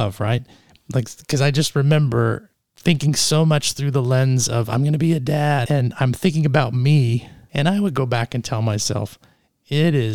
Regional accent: Canada; moved away; also born or lived in East Texas; I grew up in Canada

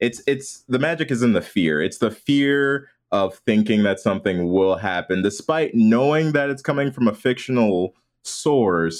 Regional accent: outside Chicago, Illinois, United States; I grew up outside Chicago

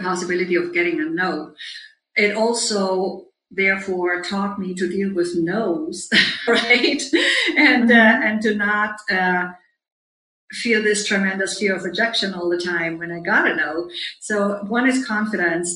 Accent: Germany; moved away as an adult; also born or lived in Munich; now in New York, United States; I grew up on a small farm in Germany where I'm right now, but I'm usually based in New York

